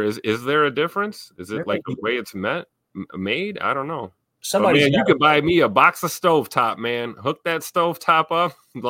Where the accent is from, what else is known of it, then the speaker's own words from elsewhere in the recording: Milwaukee, Wisconsin, United States; I'm from Milwaukee, man. We're a Miller household up here